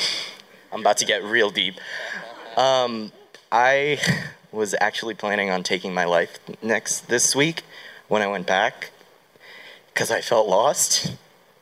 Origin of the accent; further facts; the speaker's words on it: Pittsburgh, Pennsylvania, United States; I'm from Pittsburgh.